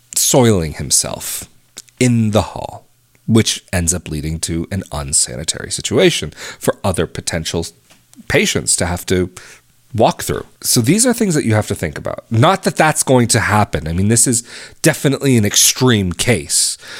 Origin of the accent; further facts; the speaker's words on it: United States; moved away as an adult; an American who's been abroad for fifteen years